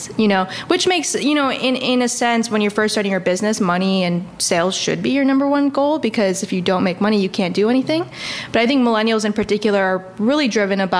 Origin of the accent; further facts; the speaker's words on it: Chicago, Illinois, United States; moved away as an adult; also born or lived in Atlanta; Moving to, you know, Atlanta from Chicago